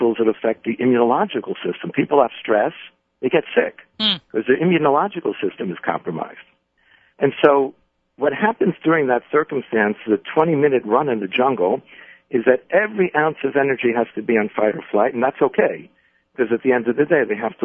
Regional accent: New York City, New York, United States; my growing up in the Bronx

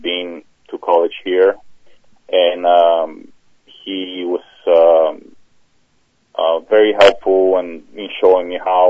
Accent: Bulgaria; moved away as an adult; now in United States; Originally born in Bulgaria, finished high school there, and then I decided to come over to the States and finish college

